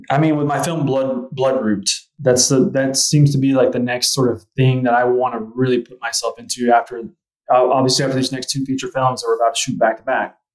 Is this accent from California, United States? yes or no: no; Fort Smith, Arkansas, United States; I grew up near Fort Smith, Arkansas